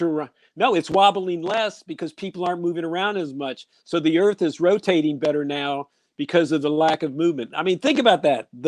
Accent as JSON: {"language": "English", "town": "Columbus", "region": "Ohio", "country": "United States", "said": "I'm from Columbus, Ohio"}